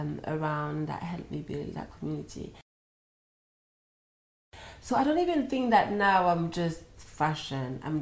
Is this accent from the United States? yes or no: no; France; moved away; I was from France